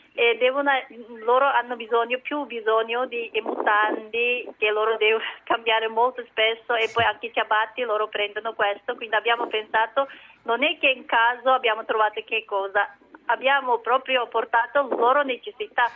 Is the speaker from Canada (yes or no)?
no; China; Italian is a second language; now in Milan, Italy; anche io non sono cinese, a nazionalità cinese, io sono eh, una minoranza